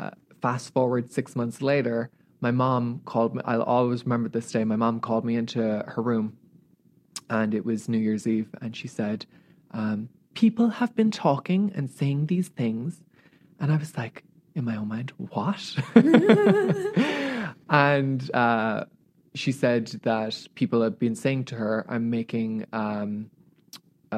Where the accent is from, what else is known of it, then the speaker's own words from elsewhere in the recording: Ireland; moved away as an adult; now in Los Angeles, United States; growing up in Ireland